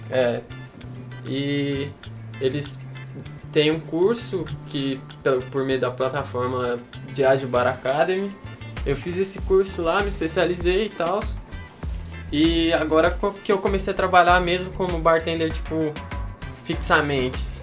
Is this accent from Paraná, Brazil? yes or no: yes; Toledo, Paraná, Brazil; now in Tocantins, Brazil; eu morava no Paraná, nasci em Toledo